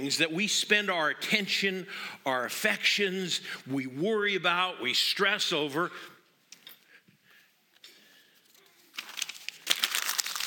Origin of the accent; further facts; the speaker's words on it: Montana, United States; moved away; I'm from Montana